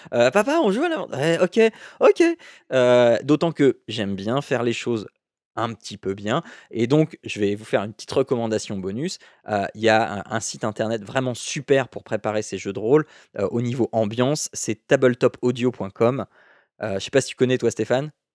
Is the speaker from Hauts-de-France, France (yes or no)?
yes; Picardy, Hauts-de-France, France; je viens de Picardie